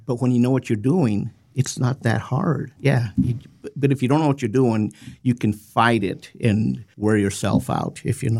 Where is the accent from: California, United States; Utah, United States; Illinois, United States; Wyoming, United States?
Wyoming, United States; Rawlins; moved away as an adult; now in Lander, United States; Actually, I've lived here since 97, born and raised in Rollins.